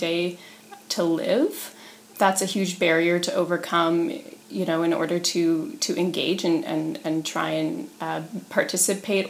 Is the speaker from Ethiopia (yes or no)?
no; Peterborough, Ontario, Canada; So I grew up here in Peterborough in a working class family